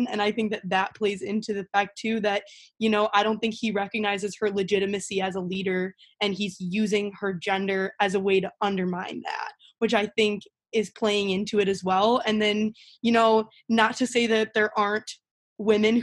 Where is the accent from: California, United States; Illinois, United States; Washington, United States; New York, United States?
Illinois, United States; I'm from Illinois